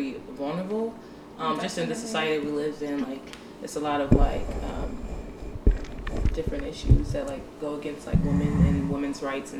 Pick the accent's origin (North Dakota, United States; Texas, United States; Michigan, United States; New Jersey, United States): Michigan, United States; Detroit; moved away as an adult; now in Washington, D.C., United States; I'm from Detroit.